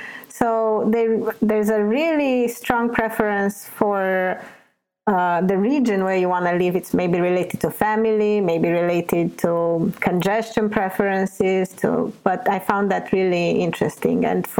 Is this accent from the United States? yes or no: no; Newfoundland and Labrador, Canada; I was born in Newfoundland. I don't want to leave Newfoundland. This is where my roots are, where my family, where my friends.